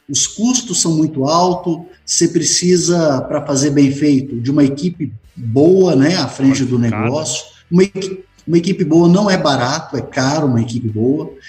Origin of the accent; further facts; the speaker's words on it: Jauru, Mato Grosso, Brazil; now in Pontes e Lacerda, Brazil; sou natural de, de Jaú, aqui no Mato Grosso, próximo aqui de Pontes Lacerda